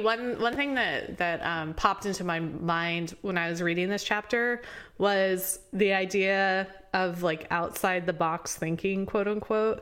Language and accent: English; Indianapolis, Indiana, United States; moved away; also born or lived in Baltimore; I'm from Indianapolis